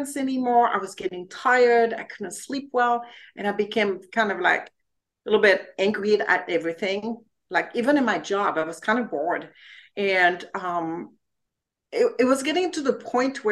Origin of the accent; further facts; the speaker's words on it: France; English is a second language; moved away as an adult; now in United States; I'm originally from France and I came to the US to spend a year here, learn English